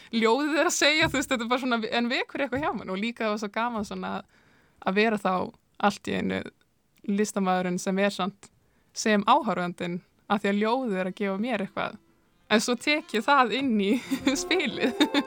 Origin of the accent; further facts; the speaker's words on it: Húsavík, Northeastern Region, Iceland; moved away; er frá Húsæk og það hefur nú verið einna ríkasta harmonöku hefðin á landinu í þingjasíslum